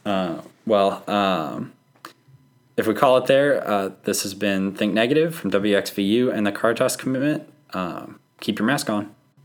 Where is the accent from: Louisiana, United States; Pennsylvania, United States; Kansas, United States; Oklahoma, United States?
Oklahoma, United States; moved away; I'm from Oklahoma